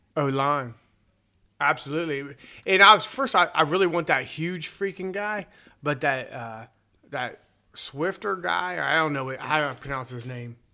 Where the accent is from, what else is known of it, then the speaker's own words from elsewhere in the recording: Southeastern Ohio, United States; I am from Southeastern Ohio